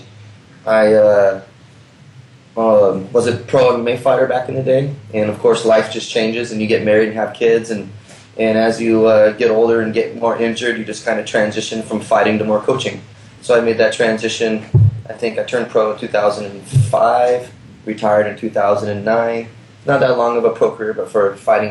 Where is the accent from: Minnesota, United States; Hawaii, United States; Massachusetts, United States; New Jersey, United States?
Hawaii, United States; moved away; I'm from Hawaii originally